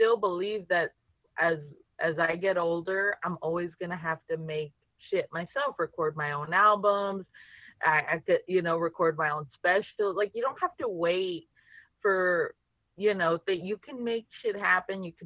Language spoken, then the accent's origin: English; Laredo, Texas, United States; I'm from Laredo